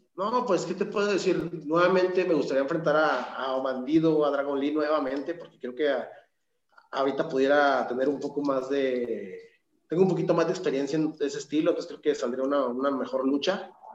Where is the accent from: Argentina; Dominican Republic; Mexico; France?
Mexico; Torreón, Coahuila; yo soy originario de Torreón, Coahuila